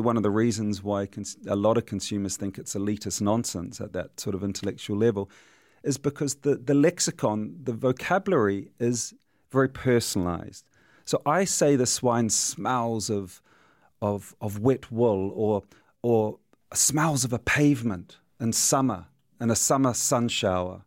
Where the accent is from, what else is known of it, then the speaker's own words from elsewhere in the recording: New Zealand; I'm a New Zealander